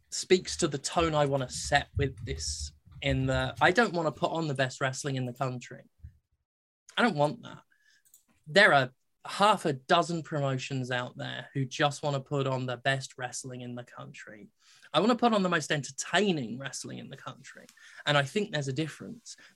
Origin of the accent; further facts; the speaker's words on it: United States; moved away as an adult; also born or lived in Mississippi / Philadelphia; now in United Kingdom; I'm an American and, and, and I have worked very American shows.